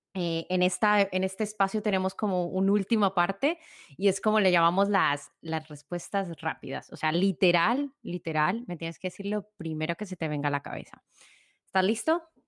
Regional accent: Colombia; mi tierra natal, Colombia

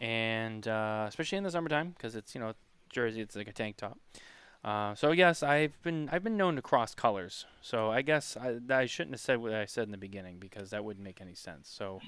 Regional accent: Boston, Massachusetts, United States; and I'm from Boston.

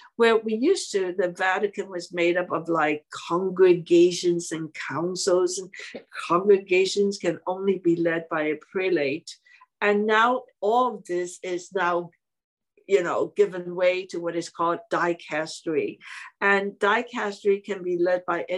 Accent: Hong Kong; English is a second language; moved away as an adult; now in United States; I was born and raised in Hong Kong.

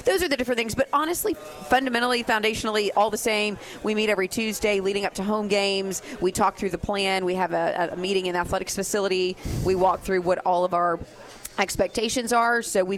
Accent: Fort Worth, Texas, United States; Because I was born in Fort Worth.

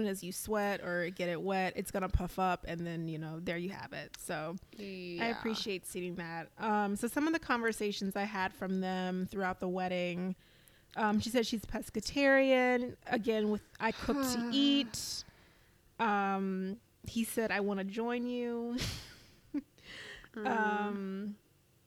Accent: Louisiana, United States; I am from Louisiana

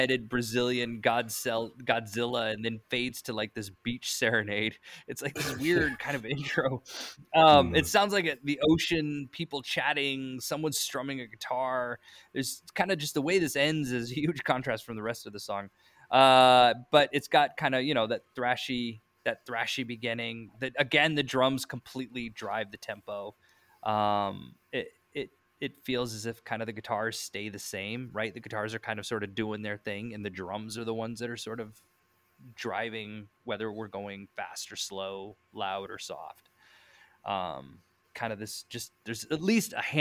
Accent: Iowa, United States; I grew up in Iowa

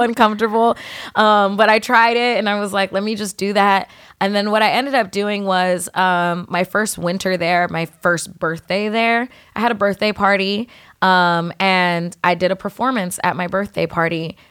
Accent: San Diego, California, United States; moved away as an adult; now in New York, United States; I grew up, you know, in San Diego, predominantly Filipino neighborhood

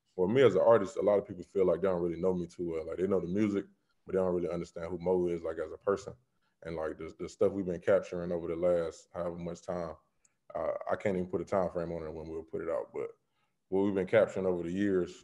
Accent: Florida, United States; being in Florida.

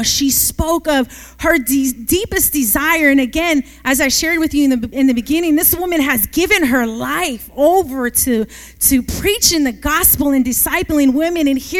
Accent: Oakland, California, United States; the city is different because I come from Oakland. Hayward is way different than Oakland.

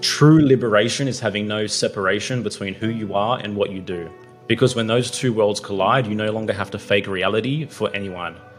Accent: Australia; I was born in Australia

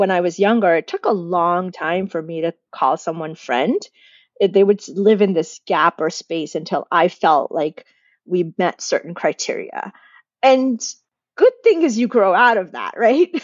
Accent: United States; accent: American; I'm Indian in my house and my family and my community, but as soon as I step outside, I'm American. I sound American

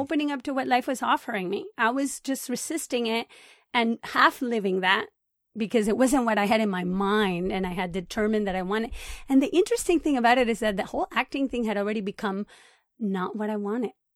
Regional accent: Puerto Rico; moved away as an adult; also born or lived in Boston / California; now in Los Angeles, United States; I was born in Puerto Rico, and I lived there until I went to college.

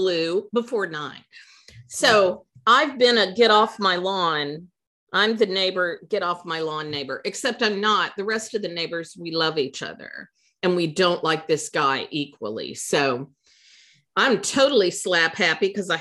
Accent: the Ozarks, United States; We are two sisters from the Ozarks

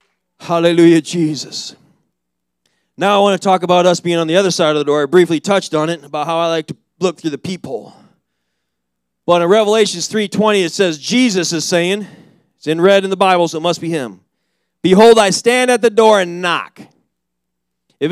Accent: Philippines; I'm sending them back to my home country, which is the Philippines.

